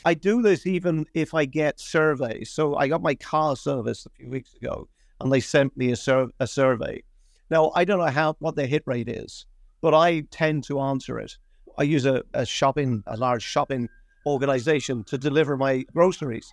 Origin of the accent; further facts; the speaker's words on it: London, United Kingdom; moved away as an adult; also born or lived in Dublin, Ireland; now in Ireland; I'm, Dublin originally, but we all got up lock, stock, and barrel, uh, in the sixties and, and moved to London. So my formative years were in London, and, and my, my education was there